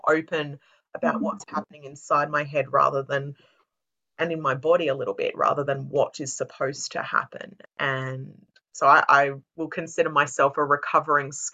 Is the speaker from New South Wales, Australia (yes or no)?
no; Brisbane, Queensland, Australia; also born or lived in Perth; I was born in Brisbane, like I said, very close to the city. I did primary school in Perth